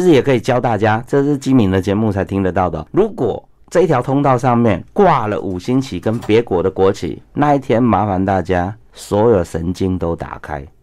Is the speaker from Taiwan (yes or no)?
yes; Taiwan; 我们台湾人的同胞